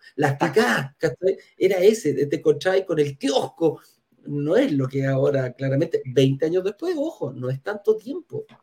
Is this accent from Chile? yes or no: yes; Chile; nos dice a, los chilenos